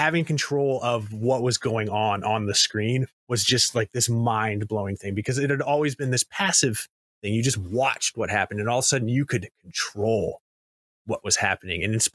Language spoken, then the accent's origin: English; United States; I'm from America